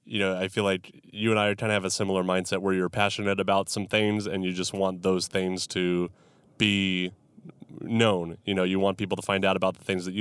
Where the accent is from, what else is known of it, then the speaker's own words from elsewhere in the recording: Central Valley of California, United States; I grew up in the Central Valley of California, so you can kind of split either Northern or Southern